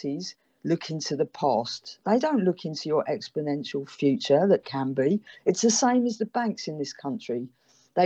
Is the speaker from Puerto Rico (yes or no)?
no; London, United Kingdom; now in Africa; a background of being a Londoner